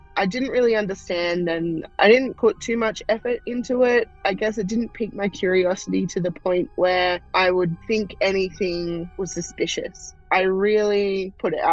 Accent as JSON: {"language": "English", "country": "Australia", "said": "I am from Australia"}